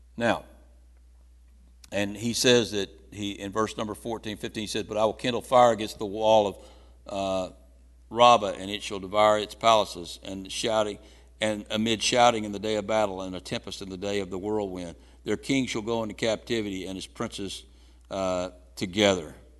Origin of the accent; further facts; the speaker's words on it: United States; I was born in America.